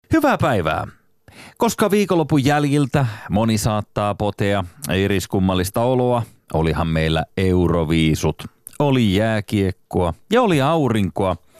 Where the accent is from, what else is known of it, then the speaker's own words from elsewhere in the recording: Turku, Southwest Finland, Finland; mä oon syntynyt Turussa.